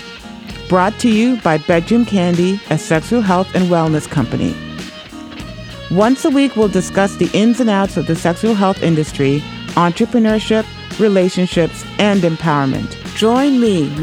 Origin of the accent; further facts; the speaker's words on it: Trinidad & Tobago; now in New Hampshire, United States; I'm the daughter of Grenadian and Venezuelan parents, and I was born in Trinidad